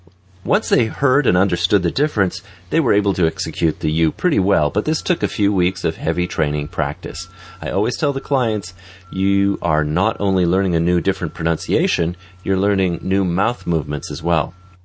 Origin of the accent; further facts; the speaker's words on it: Chicago, Illinois, United States; also born or lived in Pittsburgh; now in Auburn, United States; I'm not from this area. I grew up in Chicago and was born in Pittsburgh.